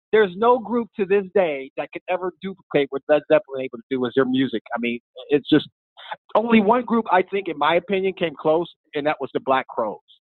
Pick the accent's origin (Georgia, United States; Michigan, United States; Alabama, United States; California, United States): Michigan, United States; moved away; I'm originally from Michigan